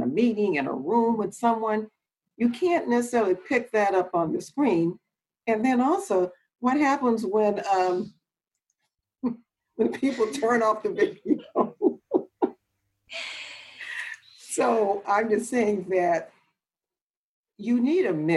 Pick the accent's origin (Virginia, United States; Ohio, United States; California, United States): California, United States; Los Angeles; also born or lived in Oakland; I'm from Los Angeles, went to school there, and undergrad I went to Cal Poly Pomona.